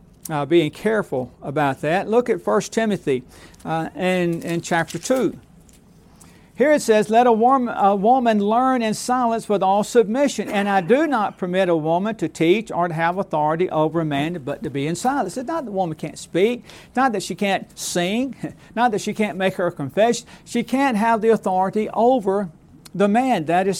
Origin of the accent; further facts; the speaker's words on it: Alabama, United States; once it happened where I grew up in South Alabama.